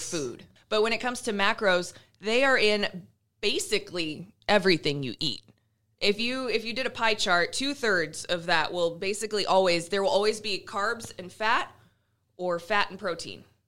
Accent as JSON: {"language": "English", "region": "Iowa", "country": "United States", "moved": "yes", "lives_now": "Nebraska, United States", "said": "I'm from Iowa"}